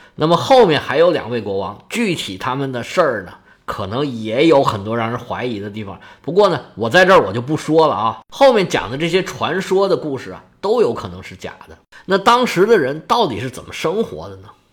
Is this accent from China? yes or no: yes; China; now in Guangdong, China; 我们中国人